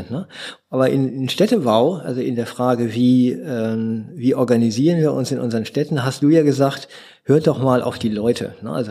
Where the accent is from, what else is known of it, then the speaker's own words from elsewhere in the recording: Berlin, Germany; Also als Berliner werde ich ja dann auch immer, oh, du wohnst in Berlin.